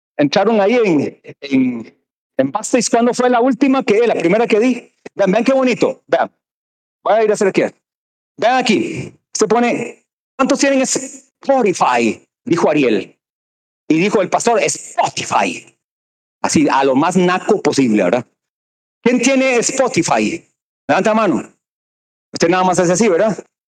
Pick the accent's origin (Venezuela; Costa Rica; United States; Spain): Costa Rica; Cartago; soy de Cartago